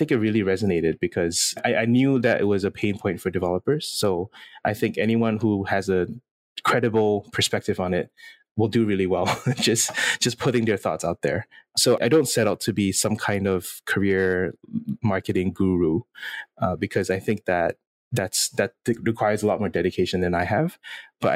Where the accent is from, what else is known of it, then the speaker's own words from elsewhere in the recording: Singapore; I'm born and raised in Singapore